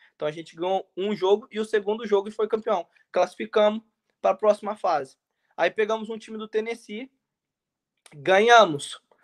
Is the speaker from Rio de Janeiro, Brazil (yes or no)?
no; São José dos Campos, São Paulo, Brazil; moved away; sou de São José dos Campos, São Paulo.